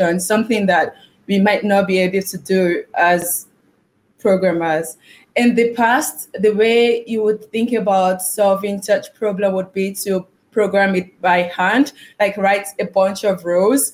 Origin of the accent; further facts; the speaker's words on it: Nigeria; accent: Nigerian; I'm Nigerian because I speak like a Nigerian